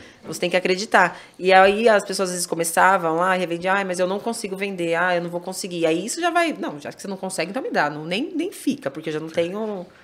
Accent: Itupeva, São Paulo, Brazil; sou de Tupéva e eu vou mais pra Louveira porque eu tenho as duas lojas lá

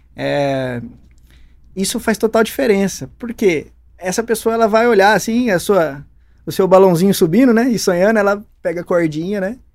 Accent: Campinas, São Paulo, Brazil; also born or lived in Pouso Alegre; eu sou aqui de Campinas mesmo. Eu nasci aqui pertinho, nasci na Barão de Itapura, nasci dentro de um carro

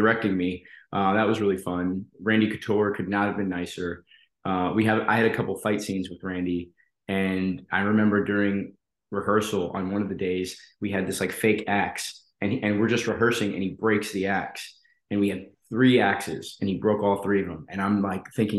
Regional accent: Colorado, United States; I grew up in Colorado

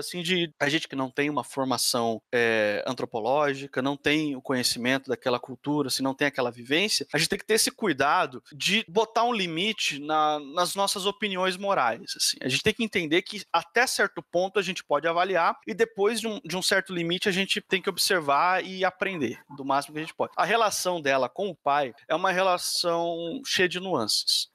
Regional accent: Brazil; aqui na minha terra, no Brasil

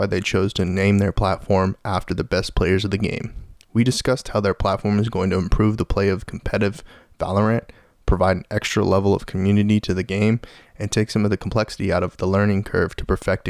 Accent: United States; So I can tell I'm from the lower 48

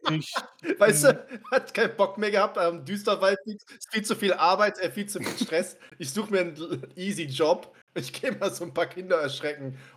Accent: Cologne, North Rhine-Westphalia, Germany; ich bin natürlich als äh, gebürtiger Kölner

